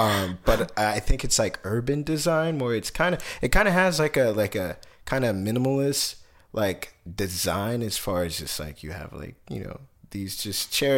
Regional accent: Kansas City, United States; moved away; I was born in Kansas City

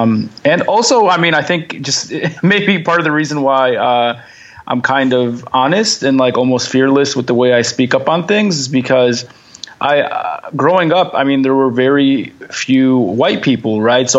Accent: Detroit, Michigan, United States; I grew up in Detroit, right outside of Dearborn. So it was different, I guess, in many ways. I kind of grew up in, the center, the hub of Arab America

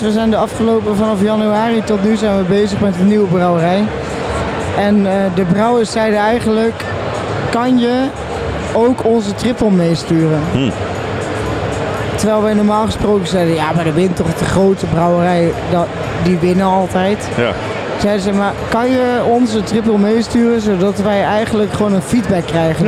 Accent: Tilburg, North Brabant, Netherlands; ik ben namelijk een Tilburger

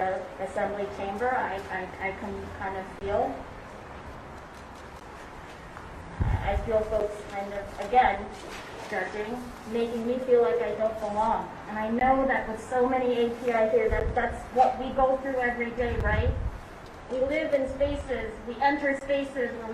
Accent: Madison, Wisconsin, United States; born and raised in Madison, Wisconsin. I am a very proud Wisconsinite

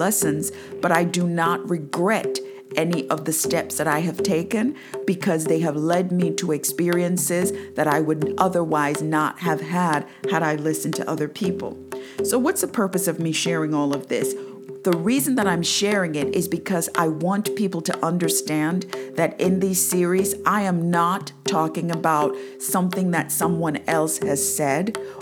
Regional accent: Jamaica; moved away as an adult; now in United States; I am actually from Jamaica. I went to church every Sunday.

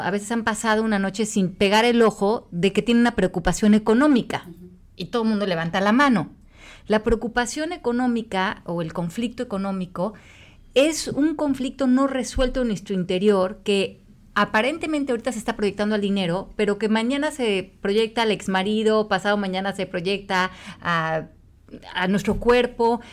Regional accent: Mexico; yo desde que nací en México, México está en crisis

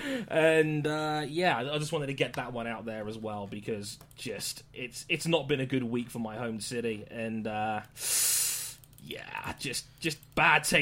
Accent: London, United Kingdom; I'm from London, and many people know that I'm from London, and if you've watched the news in recent times, it's not been the best of weeks for our hometown

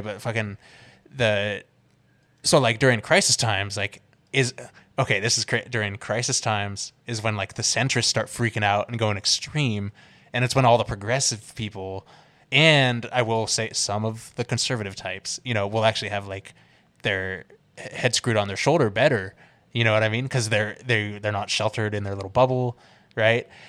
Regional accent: the Bay Area, California, United States; growing up in the Bay, like riding Bart and shit like

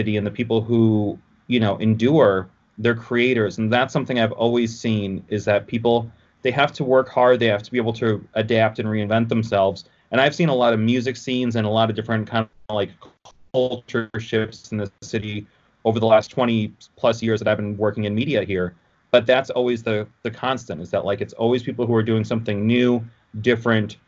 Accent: Oak Park, Illinois, United States; also born or lived in Detroit, Michigan; I grew up in Oak Park, but that's like 20 minutes outside of Chicago. But I've always lived in this area. I mean, technically, I was born like outside Detroit, but we moved to Chicago when I was a few months old

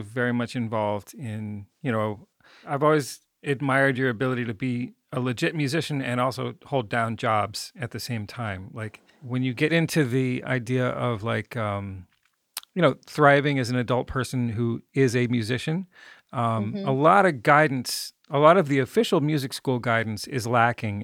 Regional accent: Ithaca, New York, United States; moved away; also born or lived in Wisconsin; I'm from upstate, you know, I'm from Ithaca.

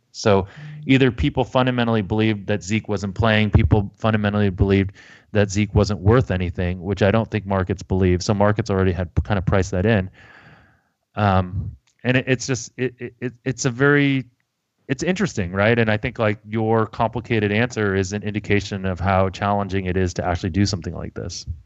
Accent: United States; being American

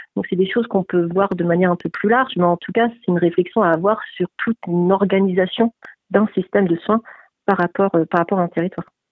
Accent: France; also born or lived in Quebec

